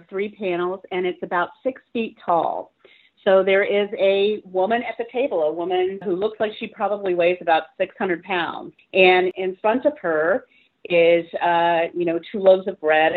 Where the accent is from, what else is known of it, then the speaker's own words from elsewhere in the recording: St. Petersburg, Florida, United States; I'm from St. Petersburg, Florida.